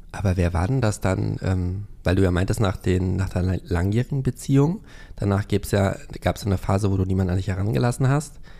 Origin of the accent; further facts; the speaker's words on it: Hövelhof, North Rhine-Westphalia, Germany; meinem Heimatort Hövelhof